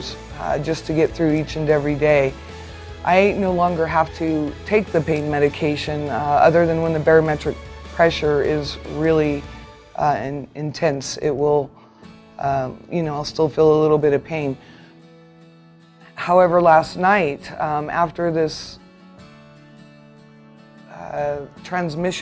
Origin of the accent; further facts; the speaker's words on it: Durango, Colorado, United States; I'm from Durango, Colorado